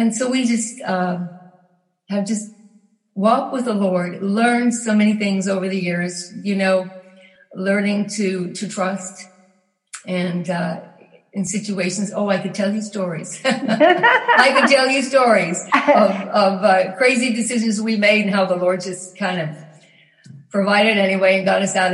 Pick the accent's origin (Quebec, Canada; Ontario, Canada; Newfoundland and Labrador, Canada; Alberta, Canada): Newfoundland and Labrador, Canada; moved away as an adult; also born or lived in British Columbia / Nova Scotia / Texas; I grew up in Newfoundland, lived in several places in BC and Nova Scotia because my husband was in the Navy